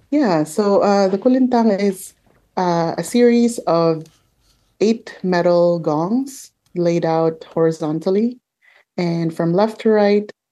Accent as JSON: {"language": "English", "town": "Manila", "region": "Metro Manila", "country": "Philippines", "tie": "born or raised there", "moved": "yes", "lives_now": "Toronto, Canada", "said": "I grew up in the Philippines in Manila"}